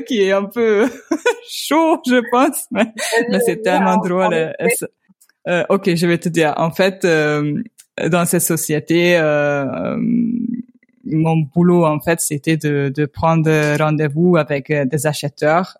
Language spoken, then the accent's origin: French; Hungary; French is a second language; also born or lived in Toulouse, France; je viens de Hongrie. Euh, je viens euh, d'une petite ville dans la partie est de la Hongrie